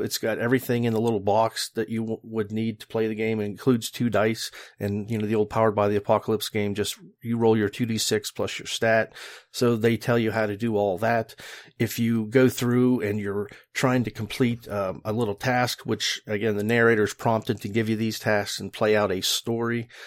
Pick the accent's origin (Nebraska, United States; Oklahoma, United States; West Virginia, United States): West Virginia, United States; West Virginia, my home state